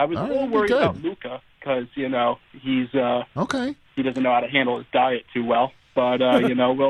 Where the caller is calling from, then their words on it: Carmel, New York, United States; So I'm calling from Carmel, New York. It's in Putnam County, about maybe like an hour and a half from the city.